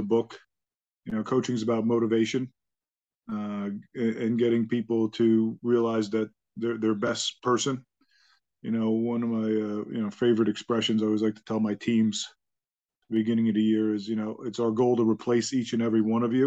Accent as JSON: {"language": "English", "area": "Long Island", "region": "New York", "country": "United States", "tie": "born or raised there", "also_born_or_lived": "Bronx, New York", "said": "originally I was born in the Bronx, and, my family decided right after I was born to move out to Long Island"}